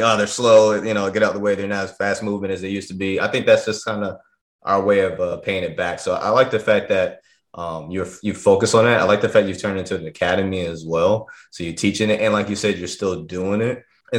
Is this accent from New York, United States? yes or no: yes; New York, United States; moved away; because we're originally from New York, but we've been down here for the last 20 years, and even her friends have moved down from New York down here as well.